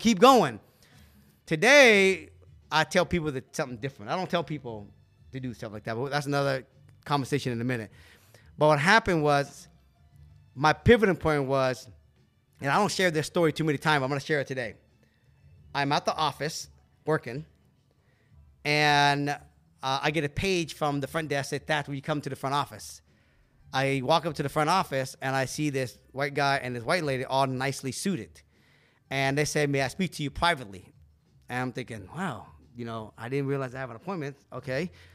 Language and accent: English; Seattle, Washington, United States; also born or lived in California; we grew up in Seattle